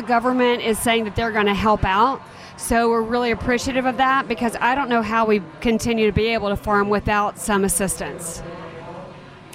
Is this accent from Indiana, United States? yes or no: no; Atlanta, Georgia, United States; also born or lived in Arkansas Delta / Los Angeles; I'm from Atlanta